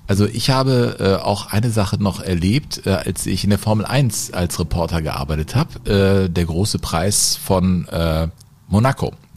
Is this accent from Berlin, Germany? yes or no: no; Cologne, North Rhine-Westphalia, Germany; ich bin am Rhein groß geworden